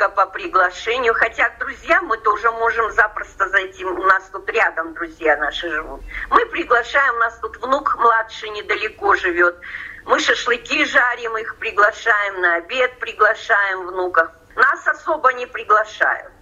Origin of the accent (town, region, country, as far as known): Russia; moved away as an adult; now in England, United Kingdom